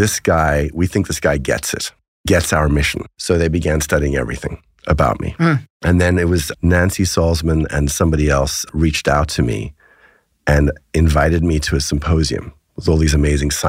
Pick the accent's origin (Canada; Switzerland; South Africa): South Africa; I grew up in South Africa